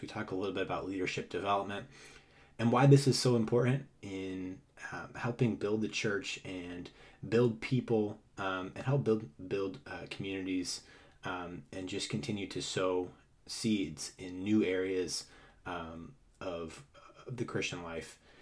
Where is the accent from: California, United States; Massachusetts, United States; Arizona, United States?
Massachusetts, United States; Boston; growing up in Massachusetts myself.